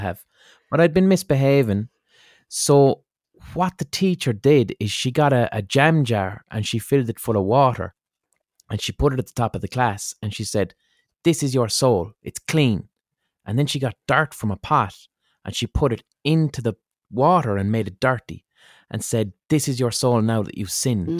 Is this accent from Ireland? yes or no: yes; Ireland; I'm Irish, right? So that means as an Irish person